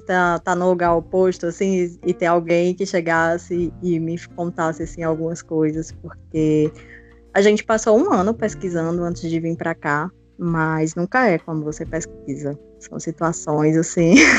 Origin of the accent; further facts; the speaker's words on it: Limoeiro do Norte, Ceará, Brazil; moved away as an adult; now in Lisbon, Portugal; também sou do Ceará, também sou brasileira, de Limoeiro do Norte